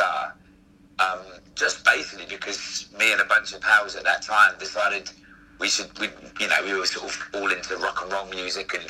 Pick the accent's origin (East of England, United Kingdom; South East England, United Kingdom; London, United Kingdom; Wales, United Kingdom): London, United Kingdom; the school that I grew up in Camden